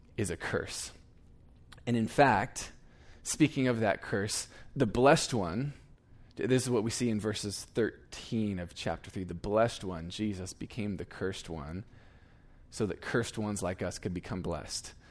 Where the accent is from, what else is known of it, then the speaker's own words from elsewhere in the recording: Eugene, Oregon, United States; moved away as an adult; now in Iowa, United States; I was born and raised in Eugene, Oregon